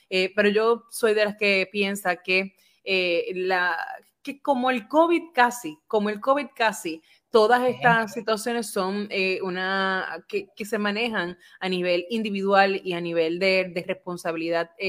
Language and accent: Spanish; Puerto Rico; nosotros tenemos como puertorriqueños